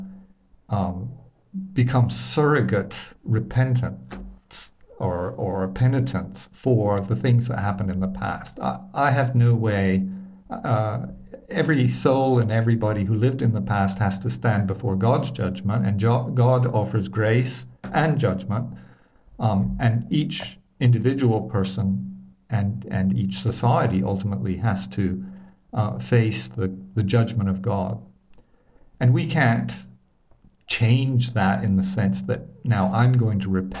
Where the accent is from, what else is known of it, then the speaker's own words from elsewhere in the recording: Alabama, United States; I grew up in Alabama